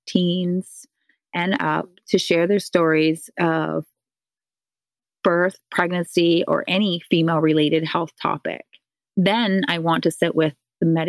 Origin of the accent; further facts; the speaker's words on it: Newfoundland and Labrador, Canada; I'm a Newfoundlander and I am one of seven children.